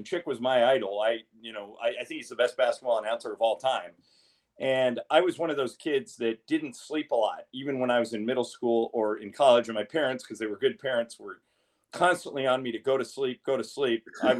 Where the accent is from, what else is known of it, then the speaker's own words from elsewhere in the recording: Southern California, United States; I was a kid growing up in Southern California.